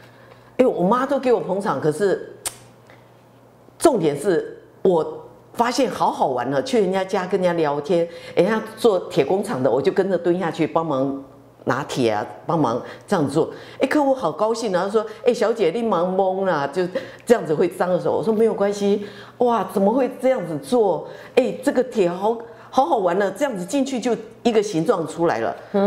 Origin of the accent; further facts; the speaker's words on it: Tainan, Taiwan; first language Mandarin; 我们从小在眷村长大的，